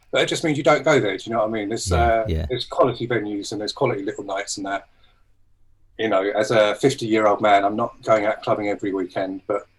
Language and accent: English; Bury St Edmunds, East of England, United Kingdom; also born or lived in London; now in Brighton, United Kingdom; I was brought up in Bury St Edmunds in Suffolk, but we moved here. Okay. I moved to London for a long time, and then we moved here maybe 15, 16 years ago.